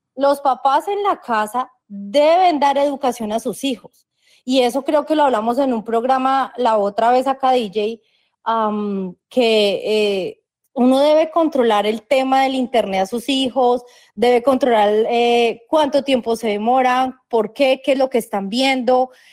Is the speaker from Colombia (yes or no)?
yes; Colombia